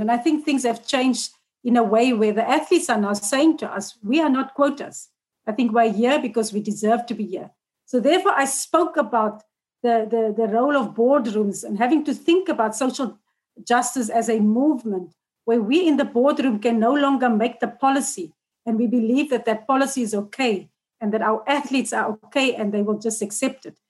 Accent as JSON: {"language": "English", "country": "South Africa", "said": "as a South African public"}